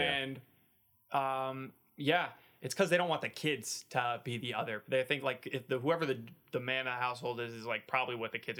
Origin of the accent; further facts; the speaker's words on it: Canada; born there; But they're in Canada, so I was born in Canada. All the Arab side, the Lebanese side is in Canada, and the black side is in the United States.